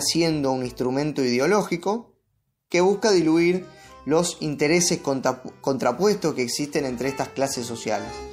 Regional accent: Argentina; todos somos argentinos

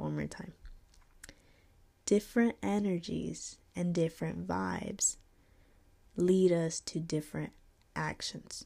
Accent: North Carolina, United States; I was raised in North Carolina, but living here my whole life, actually.

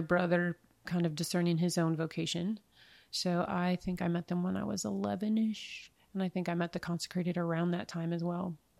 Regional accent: northern Minnesota, United States; moved away; am originally from northern Minnesota.

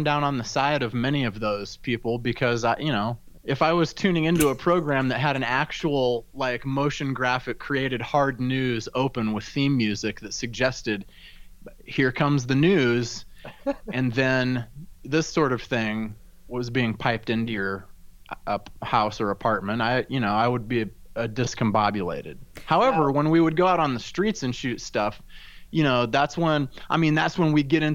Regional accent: Omaha, Nebraska, United States; moved away; my hometown of Omaha, Nebraska

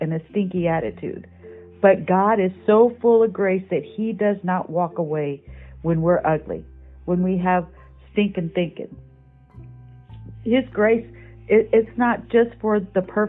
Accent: Michigan, United States; When I was a kid growing up in Michigan

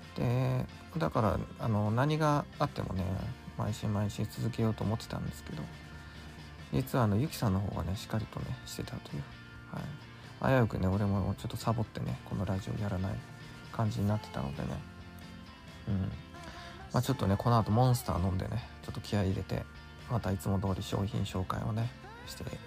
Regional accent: Nagasaki, Japan; あの方も同じ俺と長崎出身なんですよ

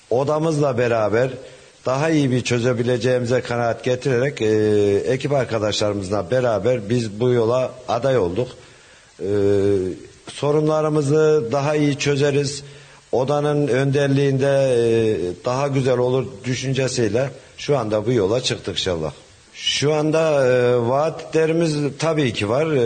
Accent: Hacılar, Kayseri Province, Turkey; born there; 1975 e, Hacılar doğumluyum.

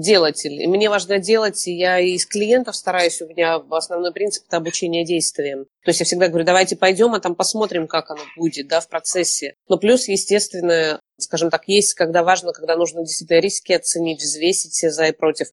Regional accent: Kamchatka Krai, Russia; moved away as an adult; now in Moscow, Russia; И я обычная камчатская девчонка из простой такой интеллигентной семьи.

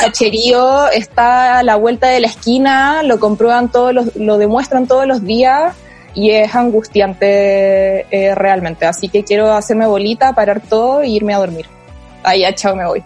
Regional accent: Loja, Ecuador; soy de Loja, Ecuador

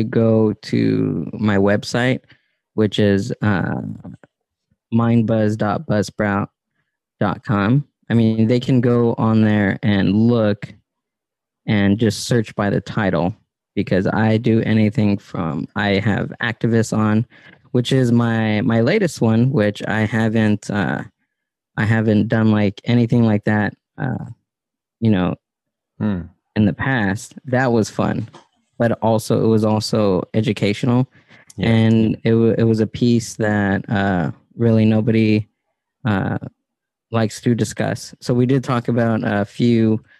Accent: Southern California, United States; growing up in SoCal

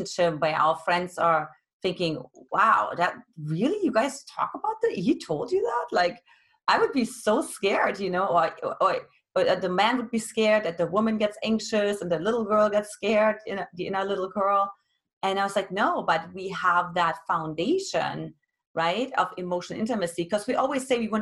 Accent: East Germany, Germany; now in United States; I grew up in Eastern Germany, which back then was communist

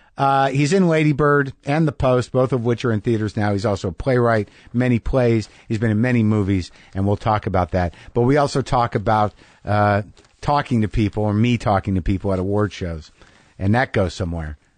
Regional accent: New Mexico, United States; I grew up in New Mexico

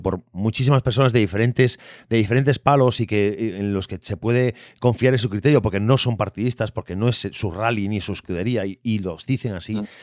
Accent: Vigo, Galicia, Spain; yo soy vigués, eh, he crecido en el mundo del rally también

